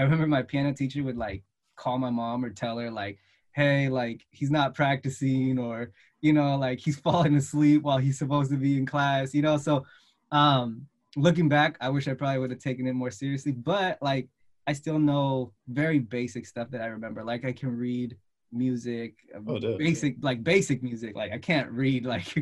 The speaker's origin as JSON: {"language": "English", "town": "Redwood City", "region": "California", "country": "United States", "tie": "born or raised there", "said": "So I'm from the Bay Area in California, specifically from Redwood City. I live here. I was born and raised here"}